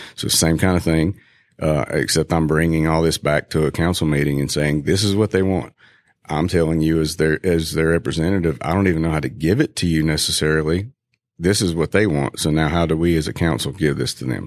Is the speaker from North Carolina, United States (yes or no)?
yes; Valdese, North Carolina, United States; now in Greenville, United States; I grew up in Valdez, North Carolina